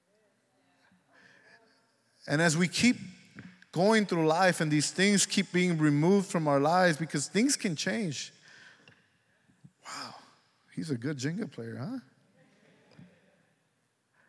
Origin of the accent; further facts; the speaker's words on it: Dallas County, Texas, United States; I was born on December 26, 1977, I was issued a birth certificate by Dallas County and by the hospital where I was born.